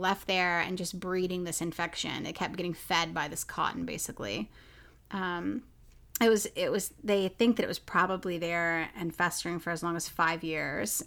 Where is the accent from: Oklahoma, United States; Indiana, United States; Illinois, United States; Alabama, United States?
Oklahoma, United States; I grew up in Oklahoma